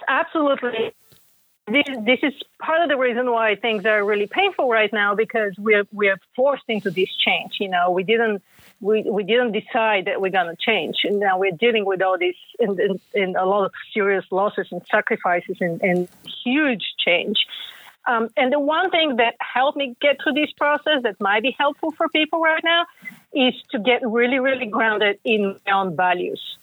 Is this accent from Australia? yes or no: no; Bulgaria; now in United States; I grew up in Bulgaria and then came to the U.S.